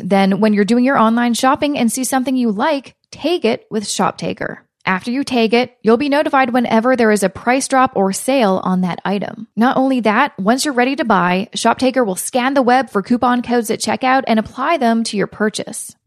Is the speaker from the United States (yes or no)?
no; Canada; I'm Canadian